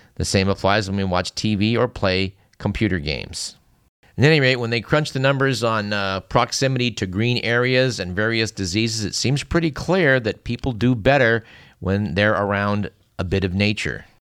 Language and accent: English; Bay Area, California, United States; where I grew up in the Bay Area